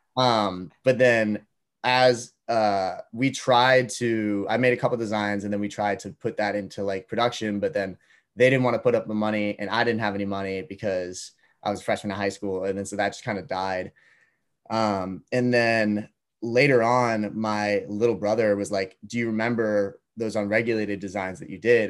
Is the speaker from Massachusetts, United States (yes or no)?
yes; Duxbury, Massachusetts, United States; I grew up in Duxbury, Massachusetts, which is about an hour south